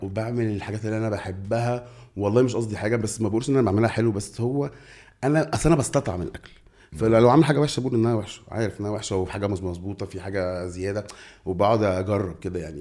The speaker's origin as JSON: {"language": "Arabic", "country": "Egypt", "said": "إحنا مصريين"}